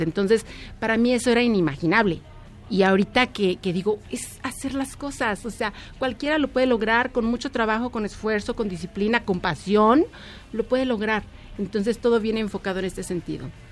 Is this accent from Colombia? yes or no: no; Mexico; como diseñadora mexicana